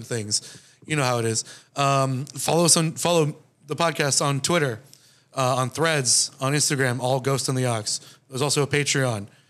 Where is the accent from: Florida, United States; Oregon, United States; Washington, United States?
Florida, United States; I'm from um, Florida